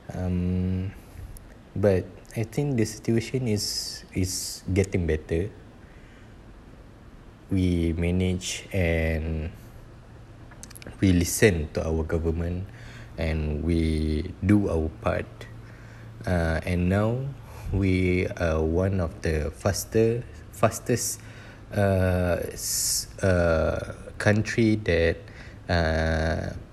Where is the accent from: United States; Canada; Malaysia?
Malaysia; we as a Malaysian